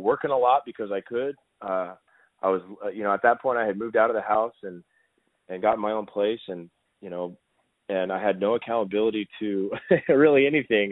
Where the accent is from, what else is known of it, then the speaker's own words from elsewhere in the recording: Southern California, United States; near my hometown and in Southern California